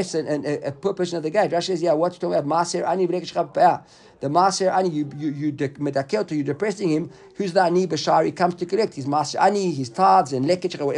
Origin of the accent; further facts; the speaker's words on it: South Africa; when we were growing up in South Africa